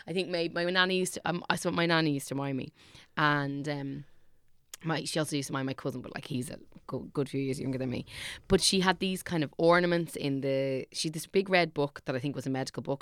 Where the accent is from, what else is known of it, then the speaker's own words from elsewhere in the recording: Dublin, Leinster, Ireland; I am from Clonsilla